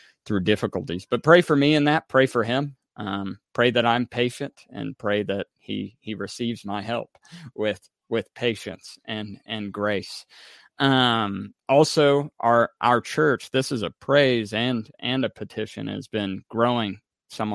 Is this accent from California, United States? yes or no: no; Mattoon, Illinois, United States; now in Missouri, United States; I'm in my hometown right now in Mattoon, Illinois